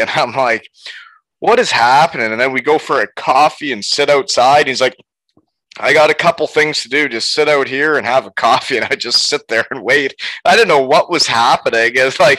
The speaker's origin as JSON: {"language": "English", "town": "Elmira", "region": "Ontario", "country": "Canada", "tie": "born or raised there", "said": "Before, I played junior in Elmira, my hometown."}